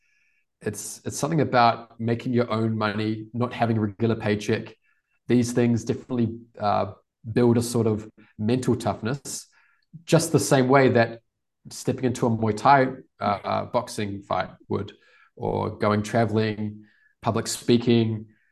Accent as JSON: {"language": "English", "region": "Wellington", "country": "New Zealand", "tie": "born or raised there", "moved": "as an adult", "lives_now": "Porto, Portugal", "said": "I grew up in New Zealand, it's very safe."}